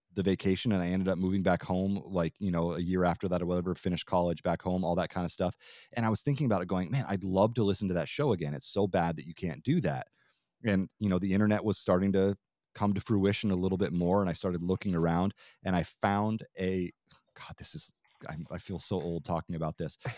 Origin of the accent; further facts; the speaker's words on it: Vermont, United States; moved away; I'm originally from Vermont